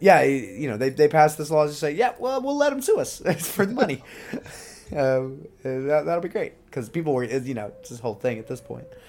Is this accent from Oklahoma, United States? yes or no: yes; Oklahoma, United States; my fellow Okies